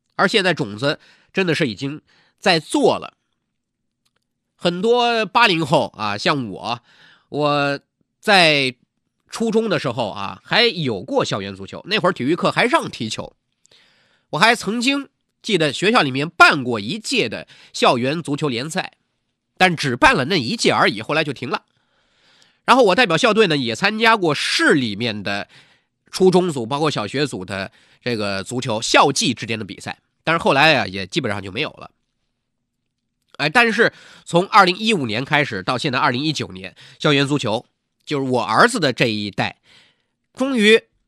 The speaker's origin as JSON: {"language": "Chinese", "country": "China", "said": "我们国家"}